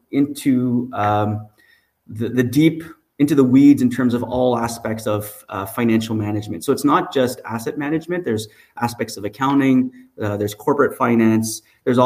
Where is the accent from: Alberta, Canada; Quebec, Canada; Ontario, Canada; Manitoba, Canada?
Quebec, Canada; Montreal; I'm actually born and raised in Montreal.